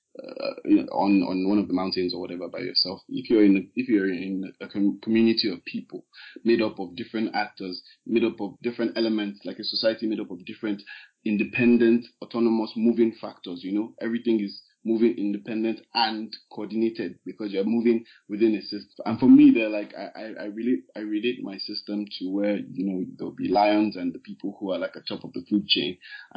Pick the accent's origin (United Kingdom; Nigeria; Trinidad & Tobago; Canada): Nigeria; Lagos; we're three guys from Lagos, but we found ourselves in school